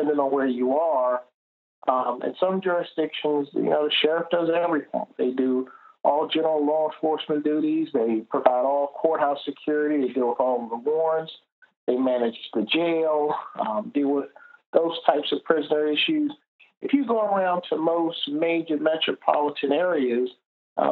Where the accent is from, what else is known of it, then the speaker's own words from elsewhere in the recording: Washington, District of Columbia, United States; born and raised in Washington, D.C.